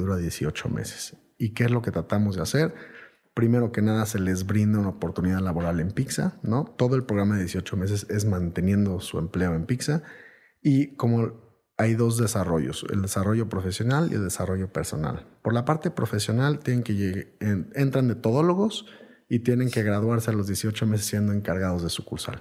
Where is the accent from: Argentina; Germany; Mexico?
Mexico